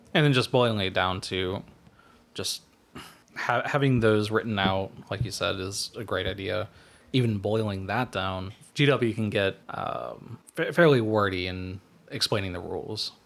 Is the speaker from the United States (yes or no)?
yes; United States; as an American